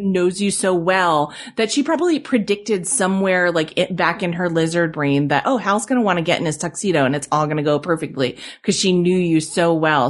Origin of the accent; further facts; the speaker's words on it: New England, United States; I grew up in New England